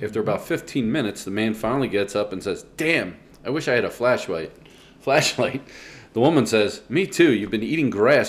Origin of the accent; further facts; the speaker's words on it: Rockledge, Pennsylvania, United States; when I grew up in Rockledge